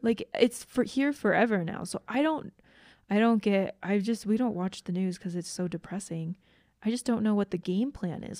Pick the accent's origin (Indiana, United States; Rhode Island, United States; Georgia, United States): Georgia, United States; I grew up in Georgia